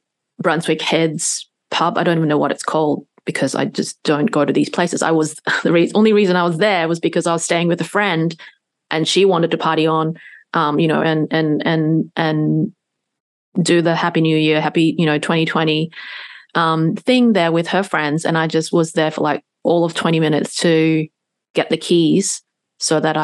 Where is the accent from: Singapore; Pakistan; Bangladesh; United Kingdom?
Singapore; since I was a little, very, very little girl, growing up in Singapore